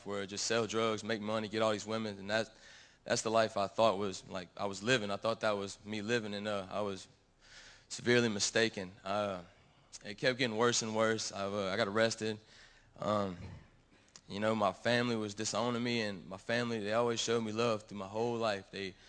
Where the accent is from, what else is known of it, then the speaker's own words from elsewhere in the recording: Gonzales, Louisiana, United States; I'm from Gonzales, Louisiana